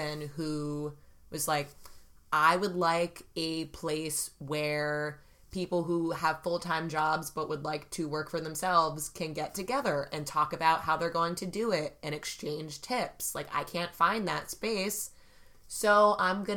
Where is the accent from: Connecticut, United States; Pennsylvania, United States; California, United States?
Connecticut, United States; Fairfield; Growing up in Fairfield, Connecticut